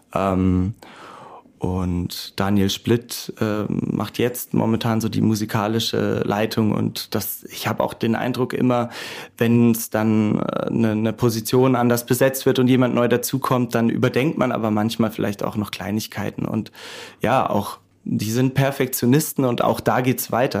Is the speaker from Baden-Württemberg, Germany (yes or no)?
yes; Karlsruhe, Baden-Württemberg, Germany; waren jetzt auch in meiner Heimatstadt unterwegs, in Karlsruhe